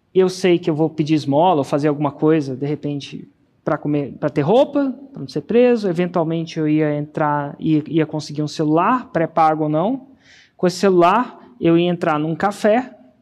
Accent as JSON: {"language": "Portuguese", "town": "Brasília", "region": "Federal District", "country": "Brazil", "tie": "born or raised there", "moved": "yes", "said": "voltei para Brasília. É, acredite ou não, a cidade onde eu nasci"}